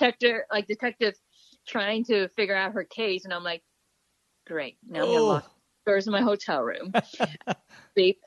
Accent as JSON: {"language": "English", "region": "New York", "country": "United States", "said": "I'm a New Yorker, so New York is always home for me"}